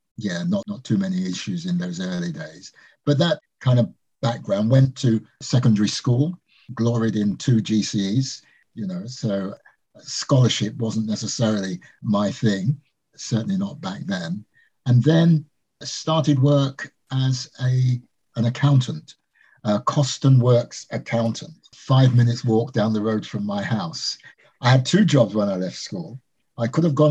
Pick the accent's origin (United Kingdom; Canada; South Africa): United Kingdom; London; also born or lived in Jamaica; I was born in Jamaica, came to this country with my parents in 1955 and went to a school in Northwest London, a place called Harlesden in Brent